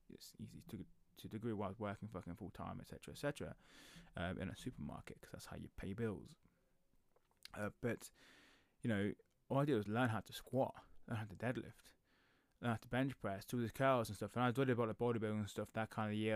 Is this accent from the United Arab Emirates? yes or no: no; England, United Kingdom; I'm I'm British, so I live in England